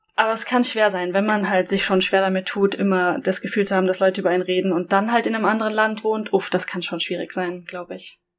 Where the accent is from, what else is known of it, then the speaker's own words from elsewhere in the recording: Germany; now in Japan; ich aus Deutschland